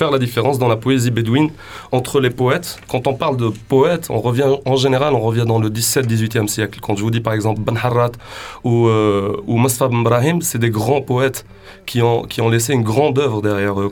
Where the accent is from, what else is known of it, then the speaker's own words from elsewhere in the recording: Sidi Bel Abbès, Sidi Bel Abbès Province, Algeria; je viens de Sidi Blabès, Et c'est à l'ouest de l'Algérie